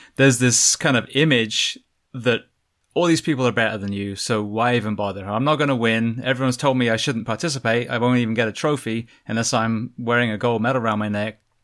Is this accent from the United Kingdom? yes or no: yes; England, United Kingdom; now in United States; an Englishman coming to America